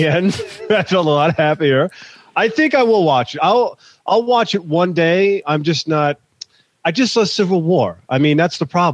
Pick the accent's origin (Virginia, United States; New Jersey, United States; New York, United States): New York, United States; New York City; Born and raised in Staten Island, New York, in Shaolin.